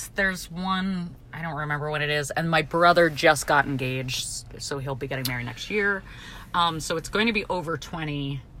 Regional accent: New Jersey, United States; I'm from Jersey

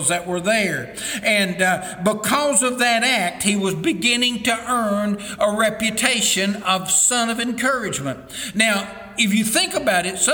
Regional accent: East Tennessee, United States; moved away as an adult; also born or lived in Sumner County, Tennessee; I was raised in East Tennessee, got married, moved to Sumner County here in Middle Tennessee

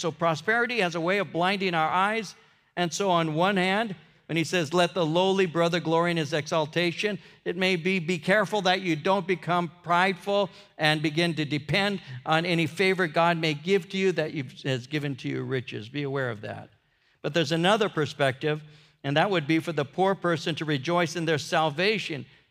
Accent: United States; I'm an American

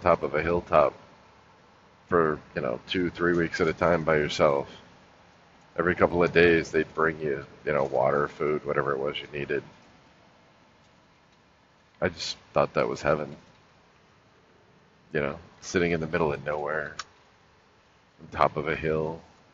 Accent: Los Angeles, California, United States; moved away as an adult; also born or lived in North Carolina; growing up in Los Angeles

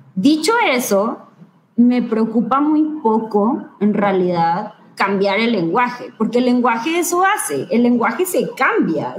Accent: Ciudad Victoria, Tamaulipas, Mexico; moved away as an adult; now in Monterrey, Mexico; el lugar en donde yo viví y el lugar donde yo nací, eh, que es el norte de México y en donde yo me crié

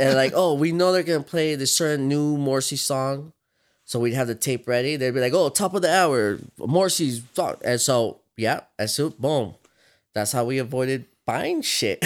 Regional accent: Victorville, California, United States; so we grew up in Victorville

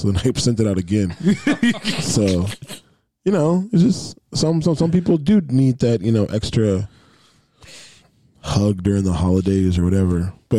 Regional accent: the South, United States; I'm from the South.

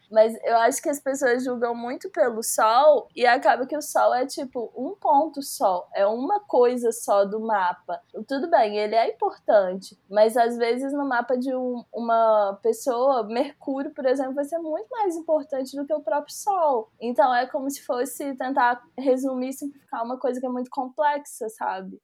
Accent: Belo Horizonte, Minas Gerais, Brazil; eu sou uma mulher cis bissexual de Belo Horizonte

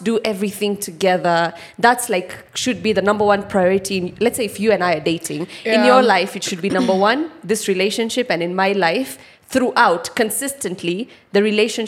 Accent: Kitale, Trans-Nzoia County, Kenya; I grew up in Kitale, and like back in the 90s, that place was like a proper shamba

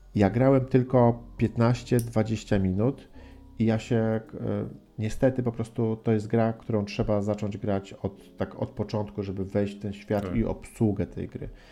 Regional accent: Gdynia, Pomeranian Voivodeship, Poland; koleżankę Magdę z Gdyni, z mojego rodzinnego miasta

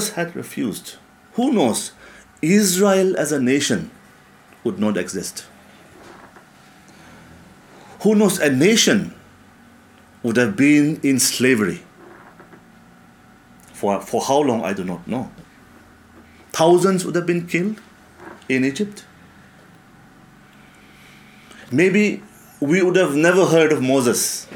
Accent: Mokokchung, Nagaland, India; my hometown, Mokokchung

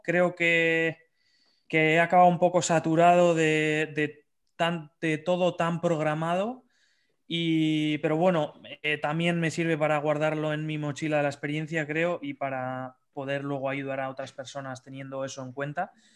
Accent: Bilbao, Basque Country, Spain; soy de Bilbao

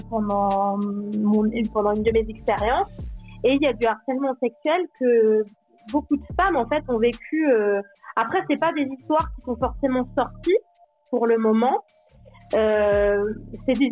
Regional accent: Normandy, France; moved away; also born or lived in Switzerland

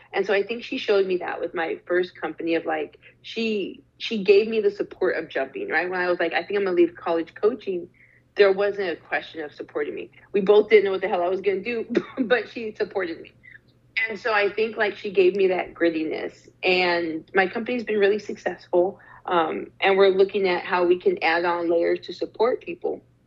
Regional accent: Arizona, United States; moved away; also born or lived in Canada / Durham, North Carolina; I was born in Canada, but I was raised in Arizona

